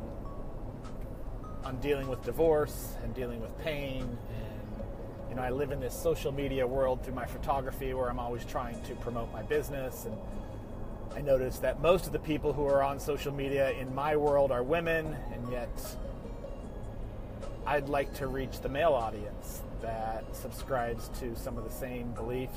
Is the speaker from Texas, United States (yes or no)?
no; Colorado, United States; also born or lived in California; now in Charlotte, United States; I was born in Colorado, lived in California most of my adult life, relocated to the South in 2006